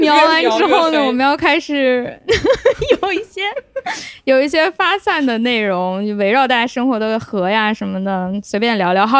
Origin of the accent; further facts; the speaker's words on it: Lanzhou, Gansu, China; 我们兰州人